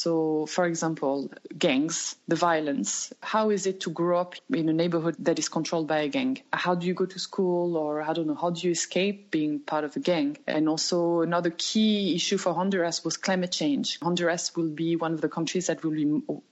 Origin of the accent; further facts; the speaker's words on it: Loudun, Nouvelle-Aquitaine, France; moved away as an adult; also born or lived in Poitiers / Beijing / Turkey; I'm from France. I come from the central west of France. My hometown is called Loudun.